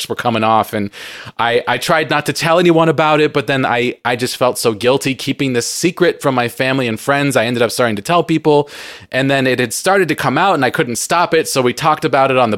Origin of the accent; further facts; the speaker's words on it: San Diego, California, United States; I grew up in San Diego, plenty of visits to Mexico